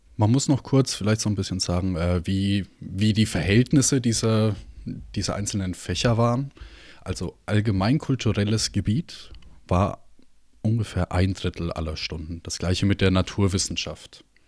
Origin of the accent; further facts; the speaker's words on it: Germany; bei uns in Deutschland